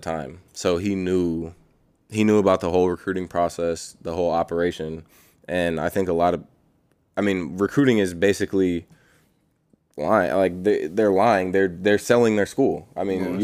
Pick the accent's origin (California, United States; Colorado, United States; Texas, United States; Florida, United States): California, United States; Bay Area; moved away; I was born there. I was born in the Bay Area